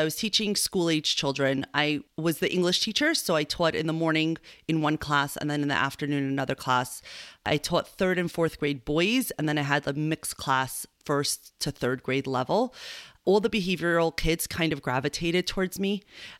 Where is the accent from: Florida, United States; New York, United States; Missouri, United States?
New York, United States; Long Island; also born or lived in Argentina; I was born in New York. I did a little stint in Argentina, and I grew up in Long Island.